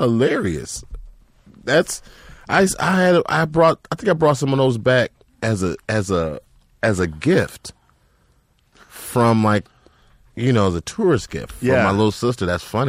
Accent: Chicago, Illinois, United States; I was like, nah, man, I'm born and raised in Chicago.

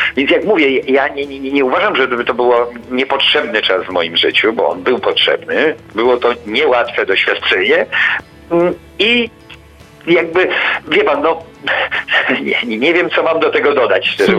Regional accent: Poland; wychowywałem się w końcu w Polskiej Rzeczpospolitej Ludowej

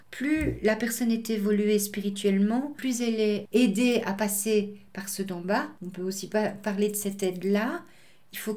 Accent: England, United Kingdom; Alors la vision en Angleterre elle est complètement différente de la vision francophone. Chez nous en Angleterre on appelait ça des cercles, des cercles d'aide, rescue circle, et c'était extrêmement pratiqué.

